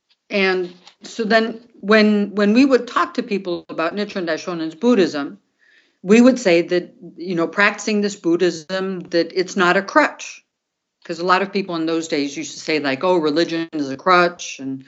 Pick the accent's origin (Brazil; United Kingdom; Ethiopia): Brazil; I grew up in South America and Brazil, and my dad was an American and my mom was Colombian.